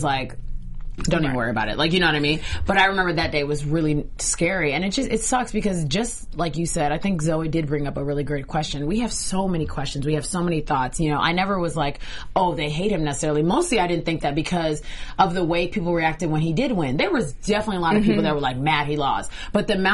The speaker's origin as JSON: {"language": "English", "country": "Nigeria", "moved": "yes", "lives_now": "United States", "said": "I'm from Nigeria, so I remember going back home"}